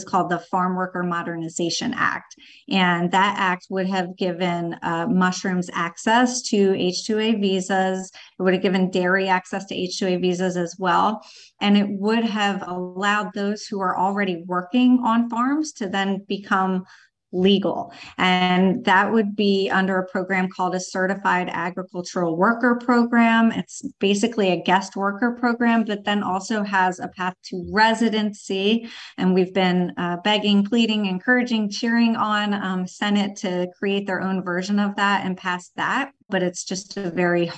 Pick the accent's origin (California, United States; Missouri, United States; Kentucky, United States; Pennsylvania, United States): Pennsylvania, United States; Phoenixville; also born or lived in Philadelphia; I grew up in the northern part of this county, so I grew up in Phoenixville